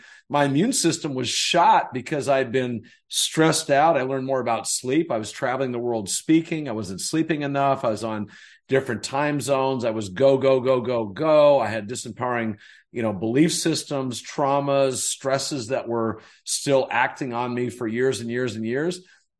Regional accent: North Carolina, United States; where I grew up in North Carolina

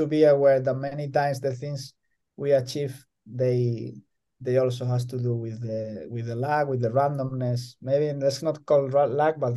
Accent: El Puerto de Santa María, Andalusia, Spain; moved away as an adult; also born or lived in Madrid, Spain; now in Jyväskylä, Finland; my hometown, El Puerto de Santa María

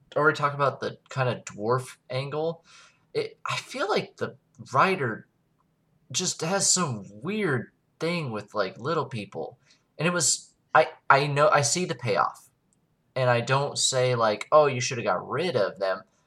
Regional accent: United States

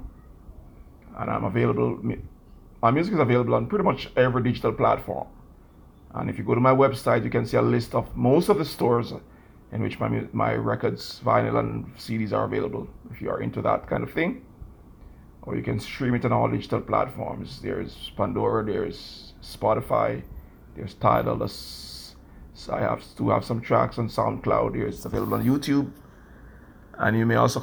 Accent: Kingston, Jamaica; now in New York City, United States; I grew up in Kingston, Jamaica. I was born and raised there

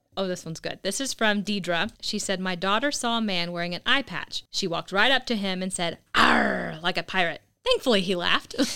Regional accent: Oklahoma, United States; moved away; I'm originally from Oklahoma and showed at the Oklahoma Youth Expo every year since I was 9

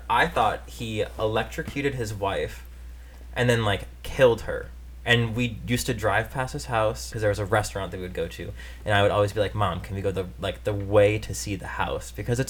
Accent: Davenport, Iowa, United States; accent: Iowa; I'm OG from Davenport, Iowa

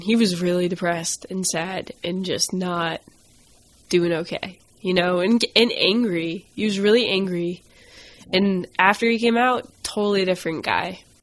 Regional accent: Augusta, Maine, United States; I grew up in Augusta, Maine

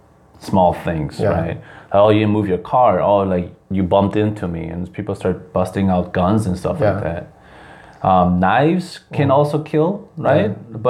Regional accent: Wisconsin, United States; moved away as an adult; also born or lived in Chicago, Illinois; now in South Korea; Because I grew up in Wisconsin

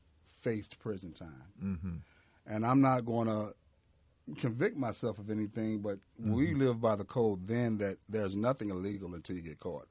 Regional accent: Miami, Florida, United States; now in Georgia, United States; I'm from Miami, Florida. Okay, and I was raised in Miami, Florida during the eras of the late 80s

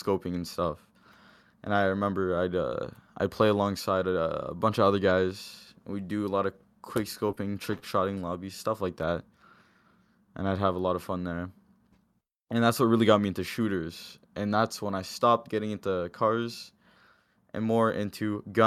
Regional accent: Windsor, Ontario, Canada; I grew up in Windsor alongside a lot of people here.

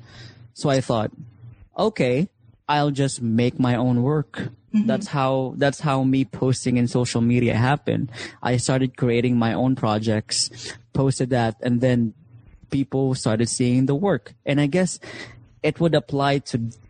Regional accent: Philippines; I'm Filipino. I identify as Filipino

